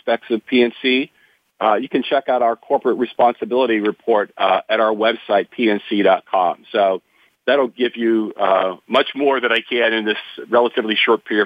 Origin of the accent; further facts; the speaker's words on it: about 60 miles south of Pittsburgh, small town in southwest Pennsylvania, United States; I grew up in a small town, southwest Pennsylvania, probably about 60 miles south